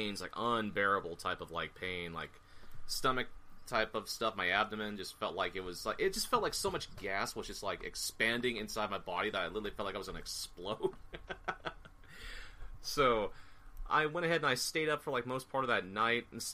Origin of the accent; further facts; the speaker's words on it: Bay Area, California, United States; now in Washington, United States; I'm a transplant from the Bay Area. The Antioch, Sacramento area